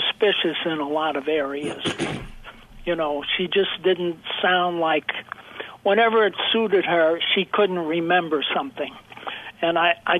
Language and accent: English; New Jersey, United States; moved away; also born or lived in New York; I was born in New Jersey